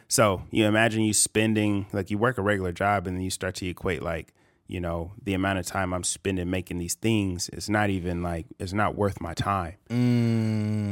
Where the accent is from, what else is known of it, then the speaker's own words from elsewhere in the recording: California, United States; I'm from California.